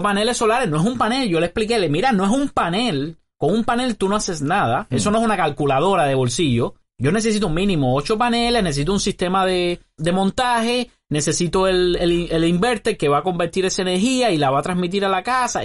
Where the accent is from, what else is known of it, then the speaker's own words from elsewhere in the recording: Cuba; Esa persona es parte del 30% de los cubanos que trabajamos